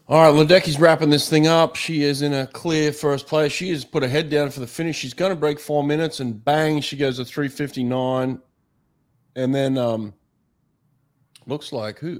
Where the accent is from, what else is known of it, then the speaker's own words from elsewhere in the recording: United States; as an American